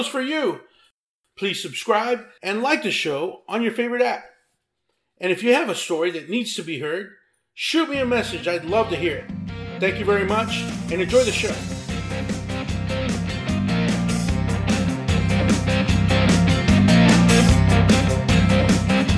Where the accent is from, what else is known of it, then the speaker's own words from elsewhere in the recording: Abilene, Texas, United States; moved away as an adult; also born or lived in Austin, Texas; now in Southern California, United States; I'm born and raised in Texas. I grew up in the West Texas town of Abilene